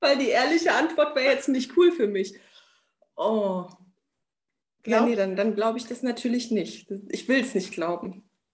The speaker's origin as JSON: {"language": "German", "country": "Germany", "tie": "born or raised there", "also_born_or_lived": "Romania", "said": "Als wir nach Deutschland gekommen sind, in der Grundschule"}